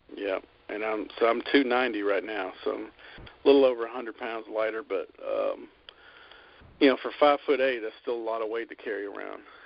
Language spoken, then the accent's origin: English; Birmingham, Alabama, United States; I'm from America, obviously, and uh, I was born in Birmingham, Alabama